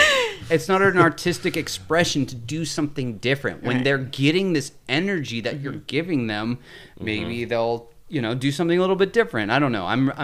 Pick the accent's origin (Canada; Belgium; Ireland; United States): United States; East Bay, California; we're all from the East Bay.